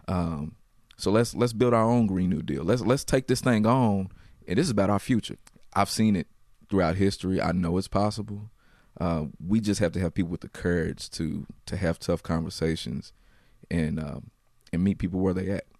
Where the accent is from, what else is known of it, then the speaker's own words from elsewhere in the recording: Louisville, Kentucky, United States; I grew up in Louisville, so I, I grew up in the west